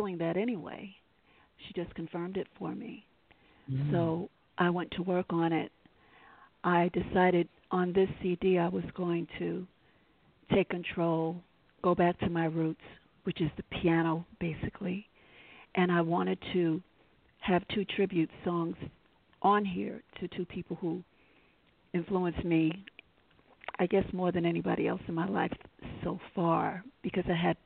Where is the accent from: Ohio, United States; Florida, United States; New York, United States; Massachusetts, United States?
New York, United States; New York City; I'm a New Yorker, native, born and raised here